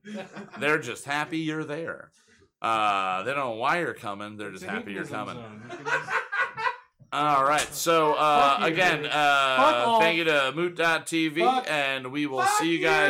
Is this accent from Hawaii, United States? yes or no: no; New York City, New York, United States; Staten Island, my hometown.